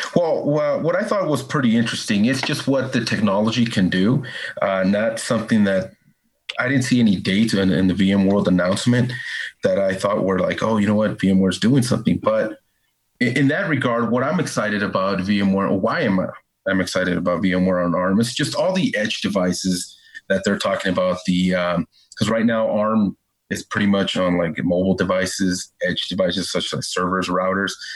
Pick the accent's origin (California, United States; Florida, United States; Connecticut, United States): California, United States; Northern; moved away; I'm from Northern California